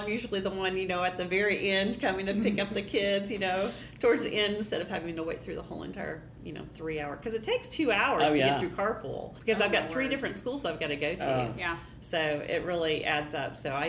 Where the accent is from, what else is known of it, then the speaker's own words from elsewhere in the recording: Colombia; moved away as an adult; also born or lived in Indonesia; now in United States; I guess I've been here at Dawson for about, almost 20 years now. I grew up overseas in Colombia and Indonesia, and I came to the States to go to university.